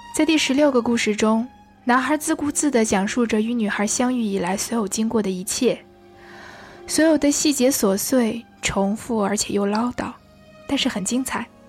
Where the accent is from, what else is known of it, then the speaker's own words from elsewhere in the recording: China; now in Paris, France; 我作为一个中国人